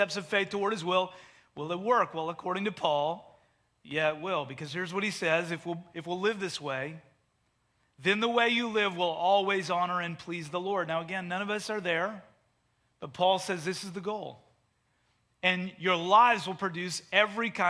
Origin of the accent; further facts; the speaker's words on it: Canada; moved away as an adult; also born or lived in Delaware; I grew up in Canada